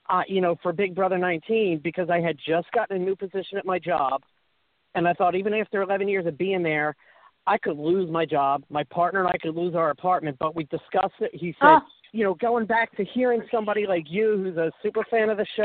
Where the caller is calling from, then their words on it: Onset, Massachusetts, United States; from Onset.